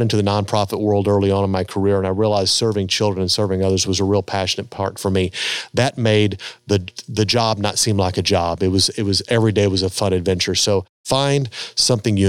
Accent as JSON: {"language": "English", "country": "United States", "tie": "born or raised there", "said": "growing up in America and kind of living the lifestyle we live here"}